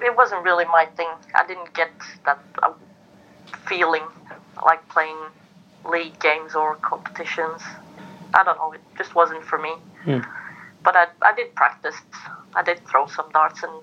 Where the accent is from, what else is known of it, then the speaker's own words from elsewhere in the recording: Antwerp, Flanders, Belgium; I was born and raised in Antwerp